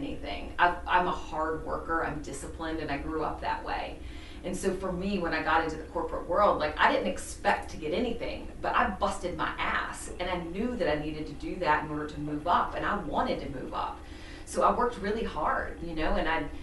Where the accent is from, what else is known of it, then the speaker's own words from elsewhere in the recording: the South, United States; also born or lived in Chicago; now in Charleston, United States; I'm from the South.